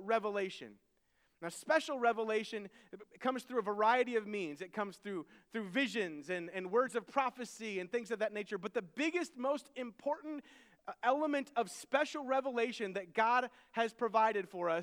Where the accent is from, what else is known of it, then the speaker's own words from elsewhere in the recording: United States; I can't go anywhere without people knowing that I am American. My appearance screams American.